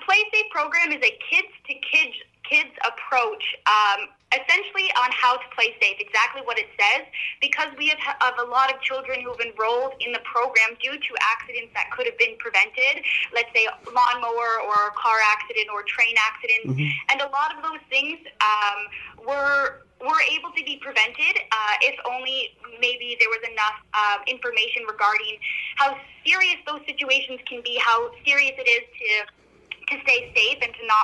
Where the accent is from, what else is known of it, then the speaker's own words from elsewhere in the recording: Norwood, Ontario, Canada; now in Ottawa, Canada; when I was at home in Norwood